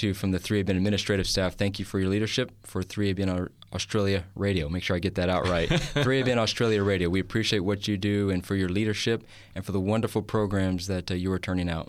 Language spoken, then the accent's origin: English; Kentucky, United States; born there; Yeah, I was born in the wonderful state. It's a southern state, Kentucky.